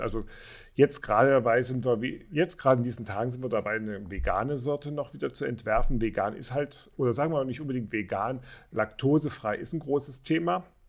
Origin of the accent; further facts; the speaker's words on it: Dresden, Saxony, Germany; moved away; also ich komme ja auch aus dem Osten, ursprünglich aus Dresden